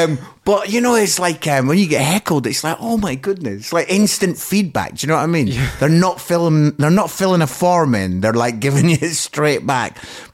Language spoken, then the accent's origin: English; Scotland, United Kingdom; accent: Scottish; Yes, that's my Scottish accent.